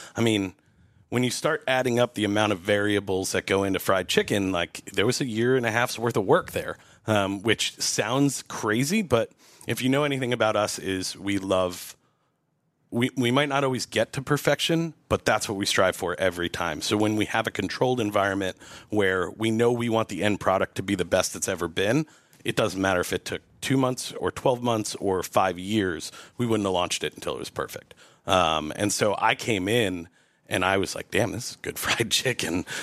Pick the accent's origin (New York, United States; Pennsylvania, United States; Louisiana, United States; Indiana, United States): New York, United States; Montgomery; moved away as an adult; now in Asheville, United States; in my hometown there, uh, which is Montgomery, New York, about an hour north of New York City